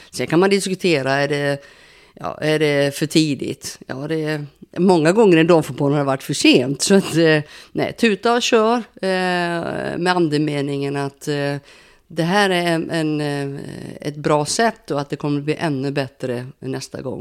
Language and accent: Swedish; Sweden; Och som svensk då, jag håller ju, håller ju lite grann på Sverige såklart.